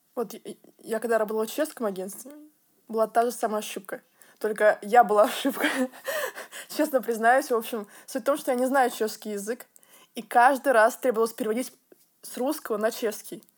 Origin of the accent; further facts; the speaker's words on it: Tver, Tver Oblast, Russia; moved away; маникюрный салон в моем родном городе в России Тверь.